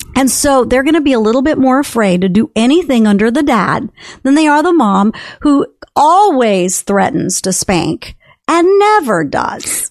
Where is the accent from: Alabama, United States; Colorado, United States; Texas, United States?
Texas, United States; also born or lived in California; I'm a Texan. I mean, I've been a Texan since the age of ten, so, and I'm fifty-eight